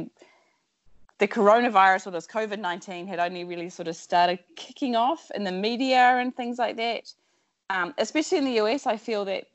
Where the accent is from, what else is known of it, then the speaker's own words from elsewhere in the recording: New Zealand; moved away as an adult; also born or lived in Sydney / Washington, D.C. / Jakarta; I'm originally from New Zealand, born and bred